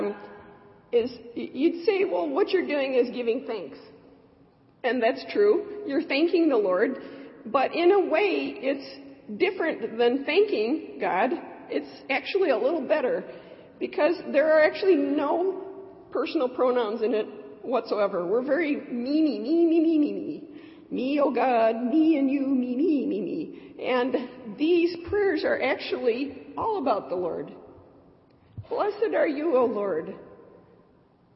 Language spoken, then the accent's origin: English; Michigan, United States; I'm from Michigan.